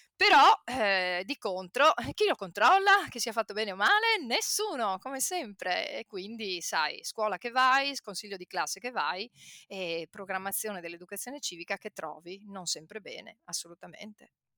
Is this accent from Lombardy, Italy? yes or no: no; Padua, Veneto, Italy; Io vengo da Padova, centro. Quando io facevo il liceo, ok, eh, eravamo, io credo, un 5% di tutti i padovani che facevano il liceo